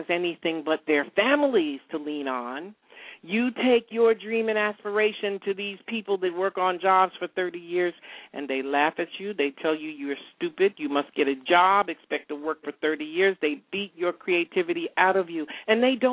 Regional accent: upstate New York, United States; moved away as an adult; I'm a New Yorker, I moved from upstate New York, went to school with George Pataki, the former governor

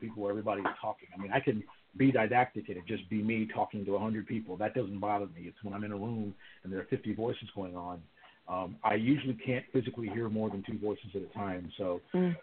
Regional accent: Houston, Texas, United States; I live here in, in the the city of Houston in the great state of Texas, which is um, for all practical purposes my hometown

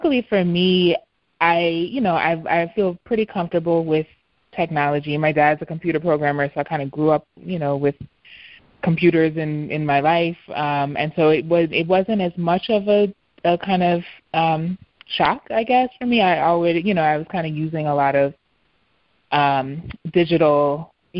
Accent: New York City, New York, United States; moved away as an adult; now in Philadelphia, United States; your birthplace change and even disappear. You know, parts of Harlem have disappeared

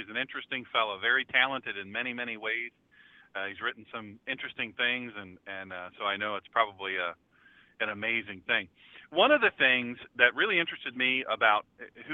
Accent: Rehoboth Beach, Delaware, United States; moved away; also born or lived in Dublin, Ohio / Marysville, Ohio / Medina, Ohio; I'm from Delaware originally, Rehoboth Beach, Delaware

